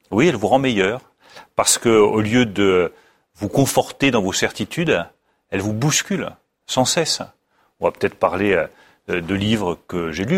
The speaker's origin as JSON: {"language": "French", "country": "France", "said": "en France, le premier lien entre les Français, c'est notre langue"}